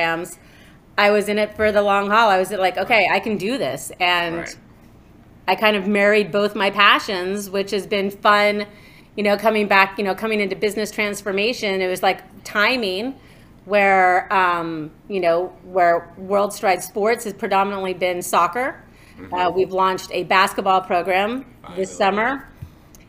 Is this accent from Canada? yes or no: no; New York, United States; growing up in New York, my dad and my mom were always big supporters of the arts